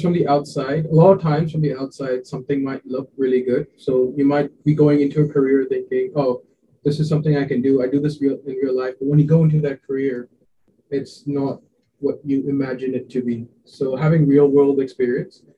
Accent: Hong Kong; also born or lived in India; I was born in India a uh, long time back, and then I moved to Hong Kong when I was quite young.

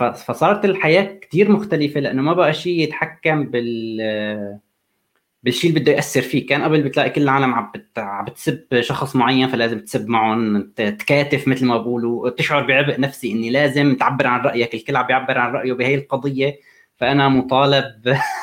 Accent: Syria; moved away; انا سوري

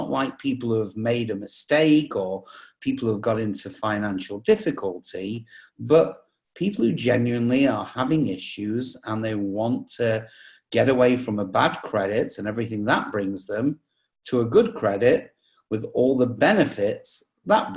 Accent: England, United Kingdom; moved away as an adult; now in United States; you can probably tell from the accent, I come from England, but I've lived in the US for the last 25 years

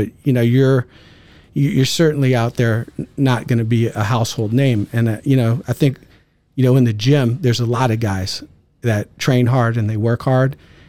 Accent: California, United States; So I grew up in the San Francisco Bay Area

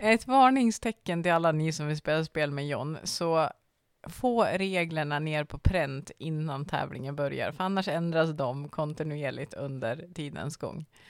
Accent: Norrland, Sweden; jag ser mig också själv som en norrlänning.

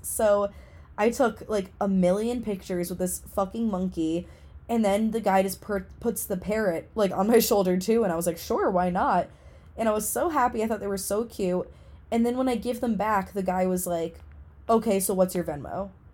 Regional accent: New England, United States; New England, which is where I'm from

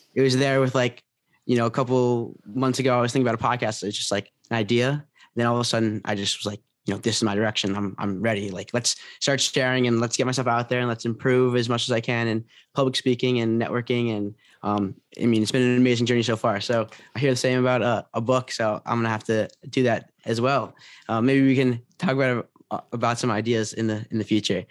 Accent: Potomac, Maryland, United States; moved away as an adult; now in New Orleans, United States; I'm from Washington, D C area, Pot-, uh, Potomac, Maryland, but, um, I go to Tulane right now

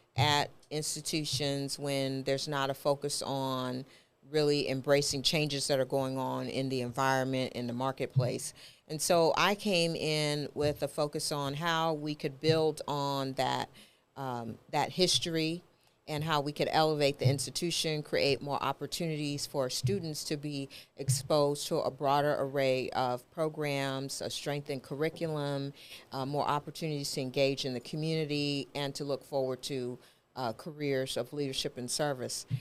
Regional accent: New York, United States; moved away; also born or lived in Texas / Memphis; I grew up in New York.

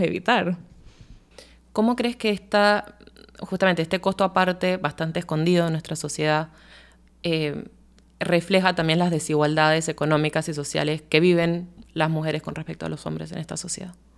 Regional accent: Panama; como panameños y panameñas

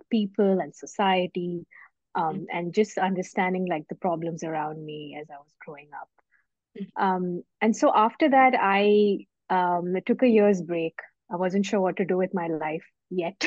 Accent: India; moved away as an adult; also born or lived in Bangalore, India / Mumbai, India; now in United Kingdom; I am originally from India, where I was born and mostly brought up in India, but I've lived in different countries over my short lifespan so far.

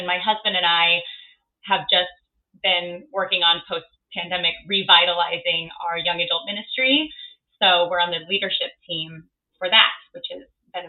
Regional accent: Missouri, United States; moved away as an adult; now in New York City, United States; So I've been here in New York for almost 9 years, which is so hard to believe. I grew up in Missouri, so very different here in the big city from where I grew up

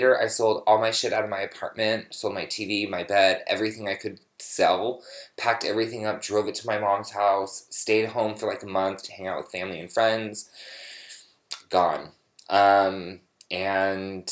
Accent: San Francisco, California, United States; moved away as an adult; also born or lived in Los Angeles; I am from San Francisco, born and raised

